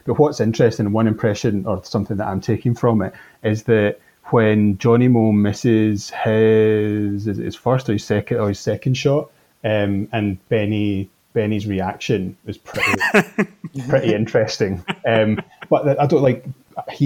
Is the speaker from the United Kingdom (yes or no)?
yes; Scotland, United Kingdom; as a Scottish sports fan